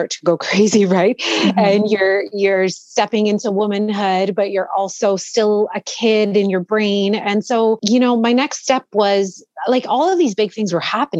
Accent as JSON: {"language": "English", "town": "Toronto", "region": "Ontario", "country": "Canada", "tie": "born or raised there", "said": "I was born and raised here in Toronto, in the suburbs, actually"}